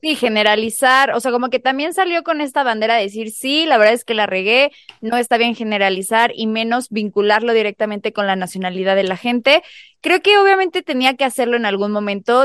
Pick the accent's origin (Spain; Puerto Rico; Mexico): Mexico; nosotros como mexicanos